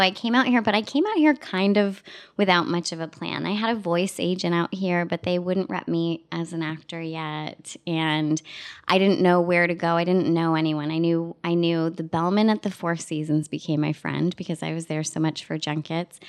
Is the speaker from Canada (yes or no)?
yes; Toronto, Ontario, Canada; moved away as an adult; now in United States; I'm a kid from Scarborough